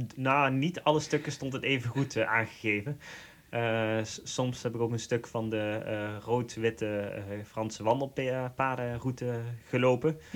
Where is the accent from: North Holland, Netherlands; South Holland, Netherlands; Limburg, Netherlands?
Limburg, Netherlands; accent: Limburg; Ik kom oorspronkelijk ook uit Limburg, dat we horen die waarschijnlijk aan mijn accent.